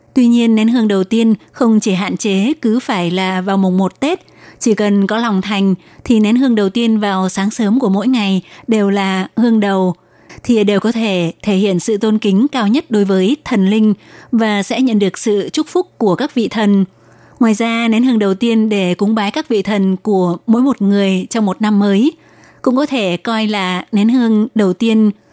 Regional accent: Vietnam; now in Taiwan; chị em người Việt chúng ta đi lấy chồng xa xứ

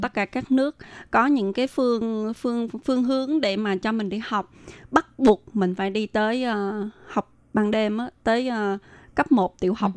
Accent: Vietnam; moved away; mình là người Việt Nam qua đây mình phải tự lập

